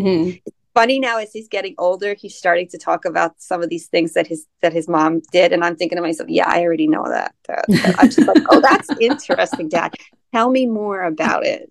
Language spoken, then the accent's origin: English; United States; being American